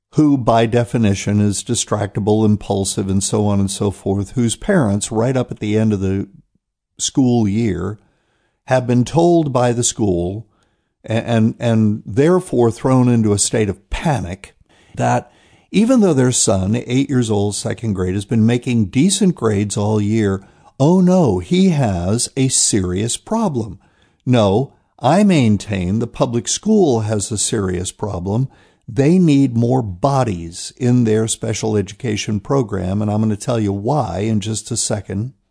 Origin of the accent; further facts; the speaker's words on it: New Bern, North Carolina, United States; here in my hometown of New Bern, North Carolina